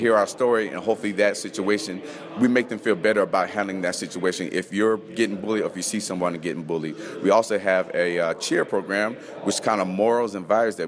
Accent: Las Vegas, Nevada, United States; also born or lived in Missoula, United States; So born and raised in Las Vegas, went hot straight to cold.

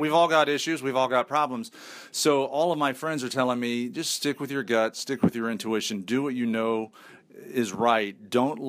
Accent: Indianapolis, Indiana, United States; I'm from Indianapolis. We have awful winters

